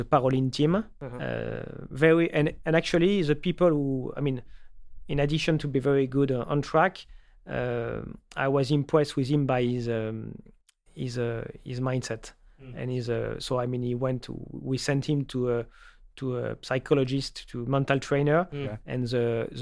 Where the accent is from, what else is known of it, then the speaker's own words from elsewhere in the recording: Paris, Île-de-France, France; moved away as an adult; also born or lived in Toulouse; born and raised in Paris